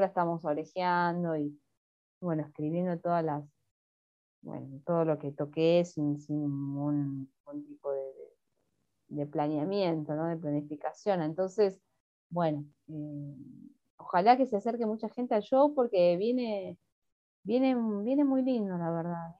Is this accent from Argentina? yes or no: yes; Haedo, Buenos Aires Province, Argentina; moved away as an adult; also born or lived in La Matanza / Boedo, Buenos Aires; now in Buenos Aires, Argentina; en mi barrio, en Aedo, en el barrio donde yo me crié en el conurbano bonaerense